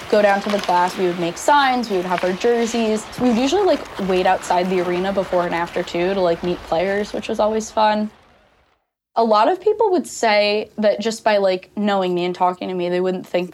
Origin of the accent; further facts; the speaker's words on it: Long Island, New York, United States; I am from Long Island, New York. I grew up a Rangers fan and a Mets fan